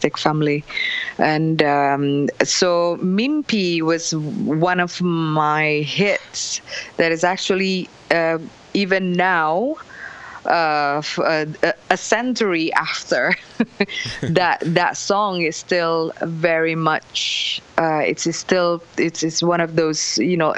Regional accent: Indonesia; I'm from Indonesia

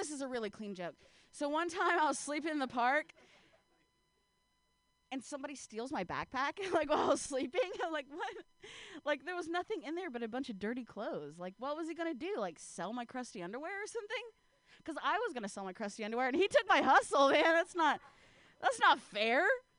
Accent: Ohio, United States; Oh man, I'm from the Midwest, you know. Actually, I'm from Ohio, and there's nothing west about it if you look at a map.

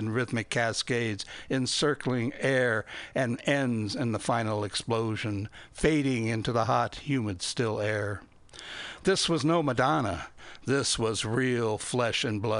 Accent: Fort Recovery, Ohio, United States; I grew up in Fort Recovery, Ohio, where there were only white people

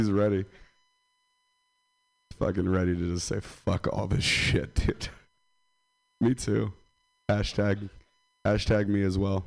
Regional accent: Stockton, California, United States; I'm from Stockton

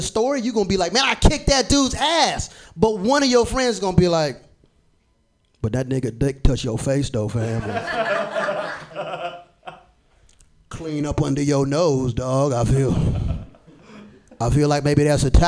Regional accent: Florida, United States; I'm from Florida

